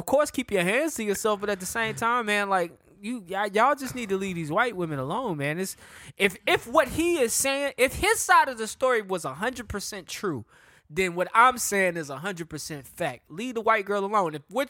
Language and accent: English; Charlotte, North Carolina, United States; being from Charlotte is so lit.